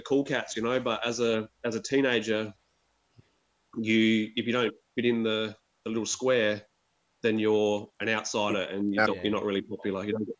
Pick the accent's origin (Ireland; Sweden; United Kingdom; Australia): Australia; Adelaide, South Australia; moved away; also born or lived in Thailand; I'm Adelaide born and bred, man. Western suburbs of Adelaide. It's quite a nice sort of end of town, like where my parents still live in the same house, which is like six k's to the city, 6 k's to the beach.